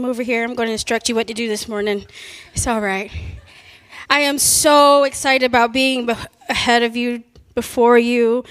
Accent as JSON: {"language": "English", "town": "Raleigh", "region": "North Carolina", "country": "United States", "moved": "as an adult", "lives_now": "Illinois, United States", "said": "we're from Raleigh, North Carolina"}